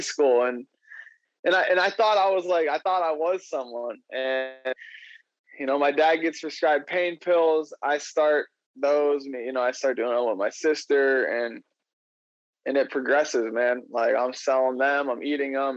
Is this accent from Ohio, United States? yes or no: yes; Ohio, United States; I'm from Ohio